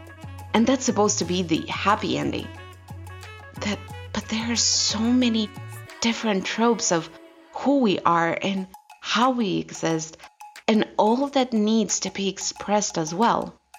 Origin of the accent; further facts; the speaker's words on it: the South, United States; the experience of a Black girl growing up in the South